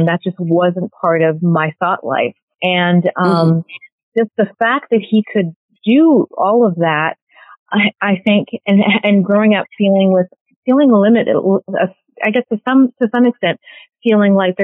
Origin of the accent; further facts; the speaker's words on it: Canada; moved away as an adult; also born or lived in Cameroon; now in New York City, United States; My family emigrated to Canada.